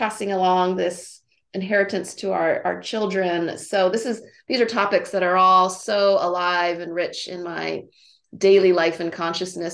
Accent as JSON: {"language": "English", "town": "Honolulu", "region": "Hawaii", "country": "United States", "tie": "born or raised there", "moved": "yes", "lives_now": "California, United States", "said": "I was born and raised in Honolulu, Hawaii"}